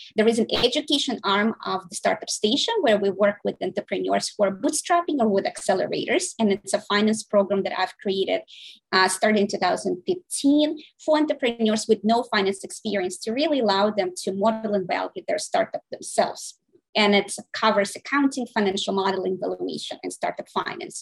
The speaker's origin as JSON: {"language": "English", "region": "Saint Petersburg", "country": "Russia", "tie": "born or raised there", "moved": "yes", "lives_now": "United States", "said": "I was born in St. Petersburg, Russia. I came here um, in 1996"}